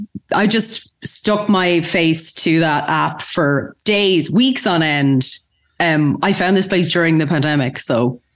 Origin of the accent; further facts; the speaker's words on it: Galway, Connacht, Ireland; now in Dublin, Ireland; I'm originally from Galway, which is west of Ireland. Mm-hmm. I'm from a farm there, and then I moved to Dublin